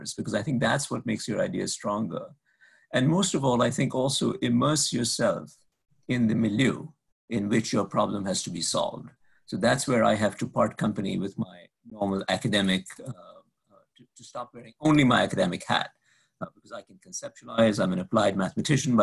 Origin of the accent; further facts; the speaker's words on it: India; now in Boston, United States; my home country of India